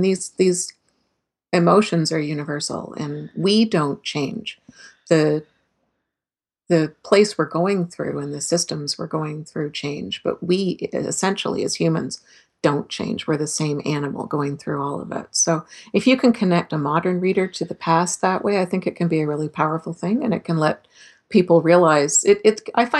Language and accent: English; Canada; as a Canadian